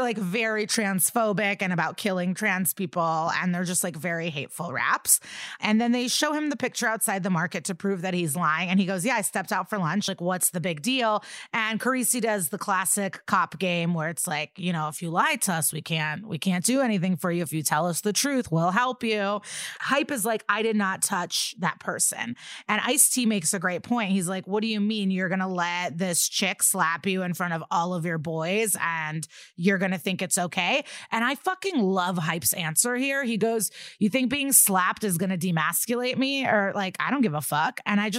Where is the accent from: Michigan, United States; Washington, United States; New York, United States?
New York, United States; Staten Island; He lives two blocks away from where I grew up in Staten Island.